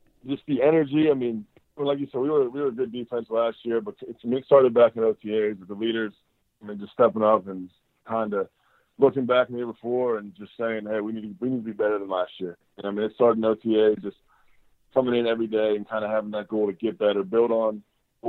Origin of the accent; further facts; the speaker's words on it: Pittsburgh, Pennsylvania, United States; moved away as an adult; now in Chicago, United States; I'm from Pittsburgh